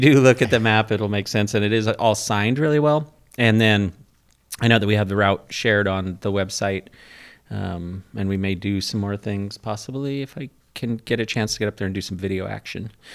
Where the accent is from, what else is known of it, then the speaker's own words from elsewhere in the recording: Port Angeles, Washington, United States; I'm from Port Angeles